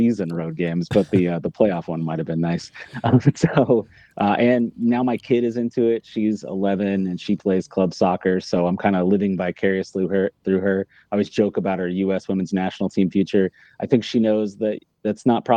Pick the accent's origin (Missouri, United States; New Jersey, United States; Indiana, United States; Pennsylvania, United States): Missouri, United States; Sedalia; also born or lived in Arizona; now in Kansas City, United States; I'm actually from Sedalia